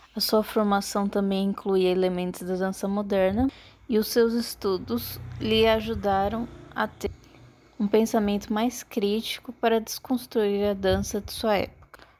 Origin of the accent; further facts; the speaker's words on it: Campinas, São Paulo, Brazil; now in Florianópolis, Brazil; Eu nasci em Campinas, São Paulo e atualmente moro em Florianópolis, Santa Catarina.